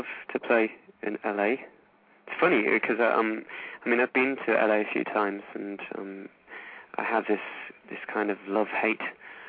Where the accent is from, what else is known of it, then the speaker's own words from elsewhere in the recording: Middlesbrough, North East England, United Kingdom; also born or lived in London; now in Berlin, Germany; I'm from the northeast. There's a little place called Middlesbrough, horrible little town.